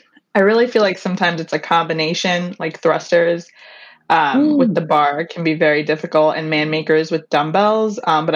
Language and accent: English; Long Island, New York, United States; also born or lived in Brooklyn, New York; I'm from Long Island, New York, and I recently moved to Brooklyn, New York last month.